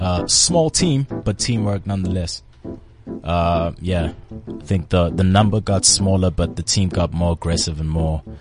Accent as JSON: {"language": "English", "town": "Durban", "region": "KwaZulu-Natal", "country": "South Africa", "said": "I'm from Durban, man."}